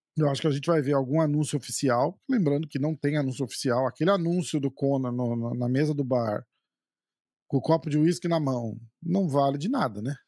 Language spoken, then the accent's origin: Portuguese; Brazil; a gente é brasileiro